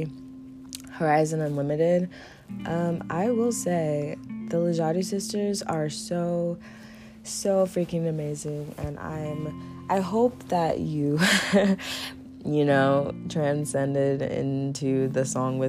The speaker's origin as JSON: {"language": "English", "country": "Nigeria", "said": "I am from Nigeria"}